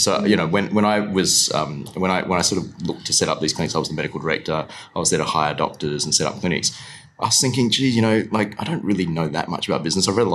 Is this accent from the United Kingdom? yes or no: no; Perth, Western Australia, Australia; also born or lived in Kuala Lumpur, Malaysia; grew up in Perth for sure.